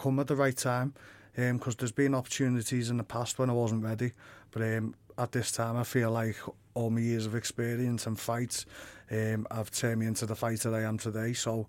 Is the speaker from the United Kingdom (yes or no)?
yes; Liverpool, North West England, United Kingdom; it's great to be in my hometown, just on my doorstep.